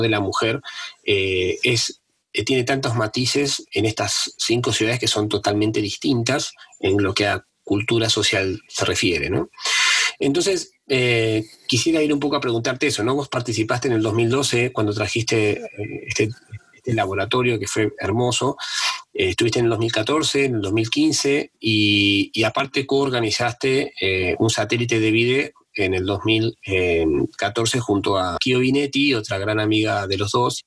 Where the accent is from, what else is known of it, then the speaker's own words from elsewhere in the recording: Argentina; yo, que soy argentino